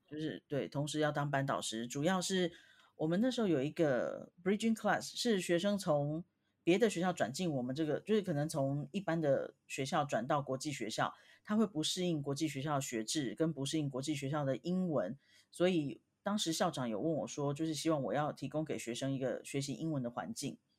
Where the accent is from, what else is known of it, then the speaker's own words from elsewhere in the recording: Taiwan; moved away; 我们台湾人